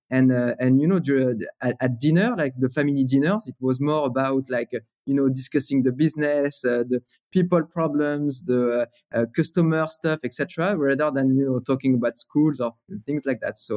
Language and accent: English; Paris, Île-de-France, France; English is a second language; so, you know, growing up in Paris, it was, uh, so first of all, gray, right?